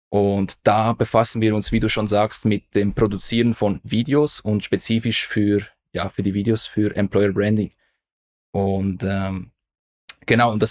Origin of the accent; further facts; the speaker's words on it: Aarau, Aargau, Switzerland; Also ich bin in Aarau zur Schule gegangen. Also da sind wir eigentlich fast Nachbarn gewesen. Also ich bin in der Nähe von, vom, von Aarau. Das ist die Hauptstadt unseres Kantons, also Kanton Aargau.